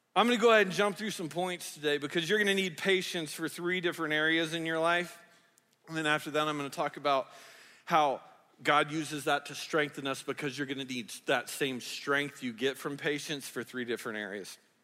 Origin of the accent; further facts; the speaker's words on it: the South, United States; I grew up in the South